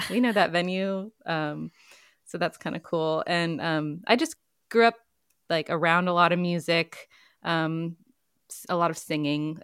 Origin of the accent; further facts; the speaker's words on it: Lexington, Virginia, United States; also born or lived in Portland, Oregon; now in Durham, United States; I grew up in Virginia, Lexington, Virginia, and both my parents are musicians.